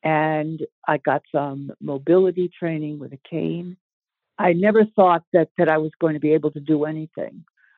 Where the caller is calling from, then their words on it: near Portland, southern Maine, United States; I'm calling from Maine. I live in southern Maine, not too far outside of Portland. I am 80 years old as of May this year